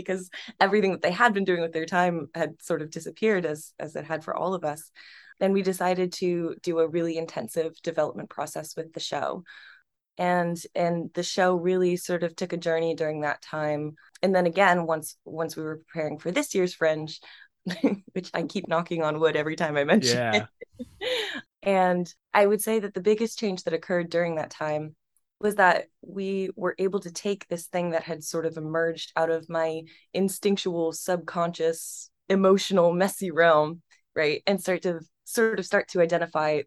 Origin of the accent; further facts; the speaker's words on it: central Pennsylvania, United States; moved away; also born or lived in New York; my hometown in central Pennsylvania